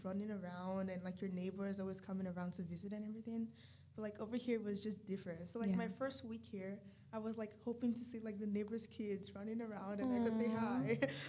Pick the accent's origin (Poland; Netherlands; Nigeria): Nigeria; moved away; I'm physically black. I'm from Nigeria.